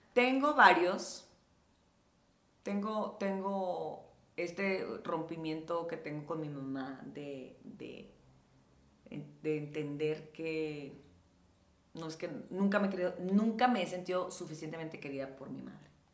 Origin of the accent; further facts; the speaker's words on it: Los Mochis, Sinaloa, Mexico; moved away as an adult; now in Mexico City, Mexico; cuando llegué aquí a la Ciudad de México, que llegué a los 19 años y pues venía de un mini lugar como Los Mochis, de haber estado siempre viviendo en casa de mis papás